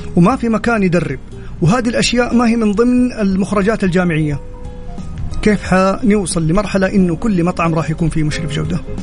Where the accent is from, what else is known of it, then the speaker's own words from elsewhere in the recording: Saudi Arabia; انا كشاب سعودي